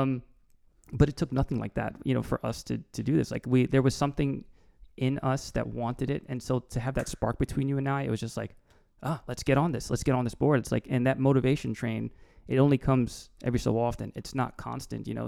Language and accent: English; East Brunswick, New Jersey, United States; born or raised there; also born or lived in Newark, New Jersey